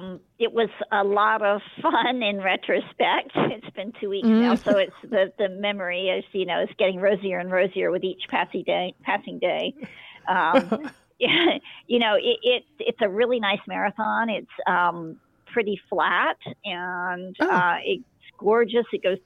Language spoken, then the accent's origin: English; United States; And, you know, as an American runner, you're used to having Gatorade every couple of miles.